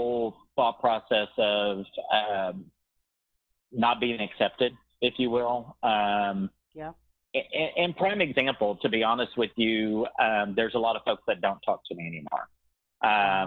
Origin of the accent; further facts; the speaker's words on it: Dickinson, Texas, United States; moved away as an adult; born and raised in Dickinson, Texas